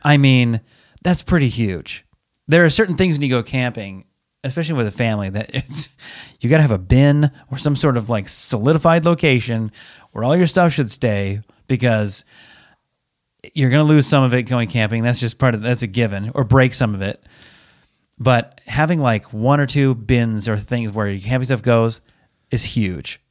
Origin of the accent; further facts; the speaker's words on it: Pacific Northwest, United States; we're from the Pacific Northwest